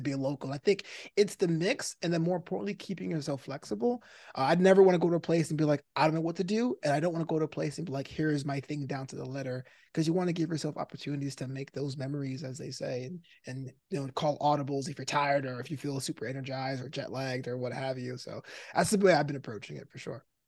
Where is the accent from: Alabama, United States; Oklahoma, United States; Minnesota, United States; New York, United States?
New York, United States; New York City; moved away as an adult; also born or lived in Florida; now in Los Angeles, United States; growing up, I was in Brooklyn